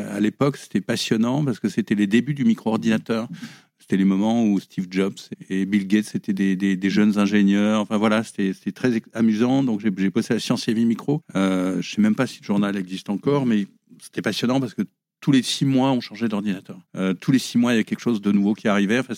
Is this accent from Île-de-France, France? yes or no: yes; Paris, Île-de-France, France; on va dire de Paris quand même. J'ai toujours vécu à Paris à une époque où, c'était beaucoup moins cher que maintenant. Donc, euh, euh, mes parents qui gagnaient pas énormément d'argent, on pouvait vivre à Paris.